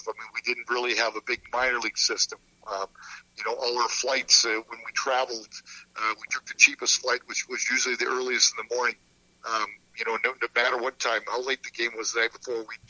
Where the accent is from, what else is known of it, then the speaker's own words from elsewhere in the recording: Saskatoon, Saskatchewan, Canada; now in St. Louis, United States; we were going to be moving to Saskatoon, which, of course, is my hometown